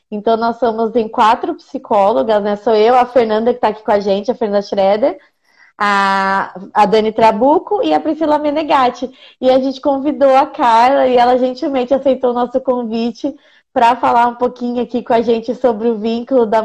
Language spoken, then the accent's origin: Portuguese; Indaiatuba, São Paulo, Brazil; Nós quatro somos de Indaiatuba.